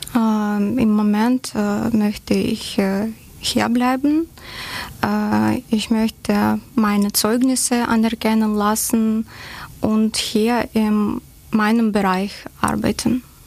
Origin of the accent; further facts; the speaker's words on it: Yenakiieve, Donetsk Oblast, Ukraine; German is a second language; moved away as an adult; also born or lived in Kharkiv, Ukraine / Augsburg, Germany; now in Germany; meine Heimatstadt ist Jenakive in der Donetsk-Region